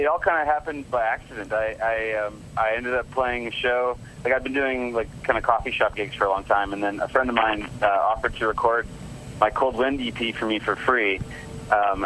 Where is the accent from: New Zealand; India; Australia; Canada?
Canada; I'm Canadian